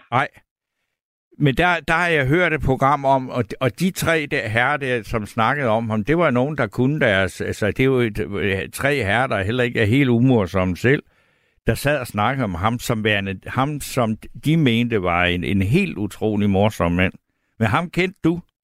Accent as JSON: {"language": "Danish", "area": "Funen", "region": "Southern Denmark", "country": "Denmark", "said": "jeg er fra Fyn"}